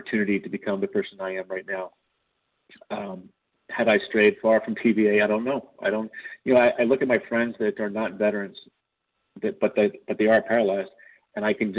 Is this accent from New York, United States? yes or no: no; California, United States; my home state of California